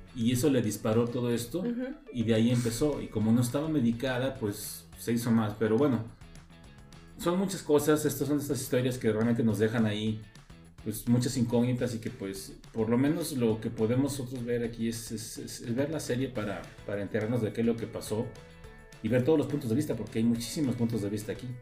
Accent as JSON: {"language": "Spanish", "country": "Mexico", "said": "en su momento llegué a ver las aventuras de Fly en México, ah. cuando pues, estaba más joven"}